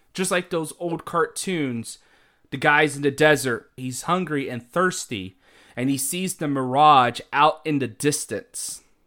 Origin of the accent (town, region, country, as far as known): United States